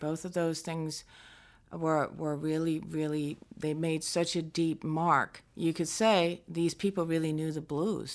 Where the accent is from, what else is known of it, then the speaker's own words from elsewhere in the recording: northwest coast of Denmark, North Denmark Region, Denmark; moved away; also born or lived in Aarhus, Denmark; we moved to the northwest coast, which is closer to my mom's family. And so I grew up there in a very small town